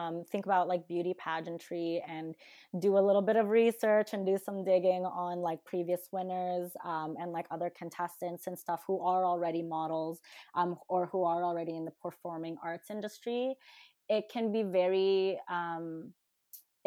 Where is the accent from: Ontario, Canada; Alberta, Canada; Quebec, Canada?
Alberta, Canada; Calgary; born or raised there; English is a second language; also born or lived in Manila, Philippines